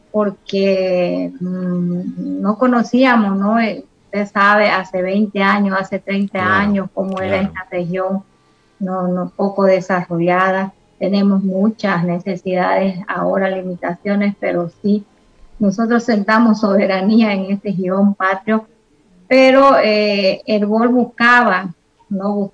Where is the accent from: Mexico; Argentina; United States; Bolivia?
Bolivia; Pando; Bueno, este, nosotros eh, como, como bolivianos también, ¿no?